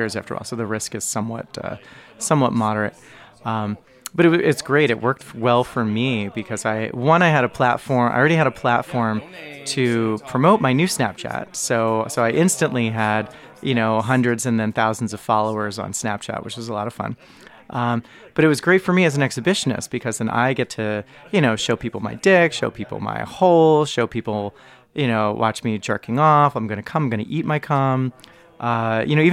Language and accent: English; United States; moved away as an adult; now in Toronto, Canada; I've been living in Toronto for just about 10 years. Full disclosure, I am American